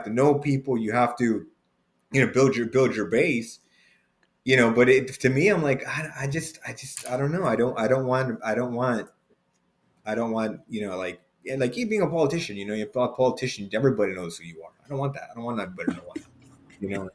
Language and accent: English; Los Angeles, California, United States; I'm from LA, born and raised